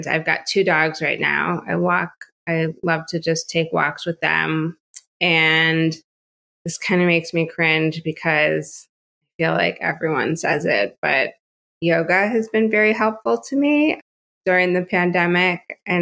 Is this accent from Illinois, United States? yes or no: yes; Chicago, Illinois, United States; moved away as an adult; also born or lived in Evanston, Illinois; now in Houston, United States; I was born and raised in Chicago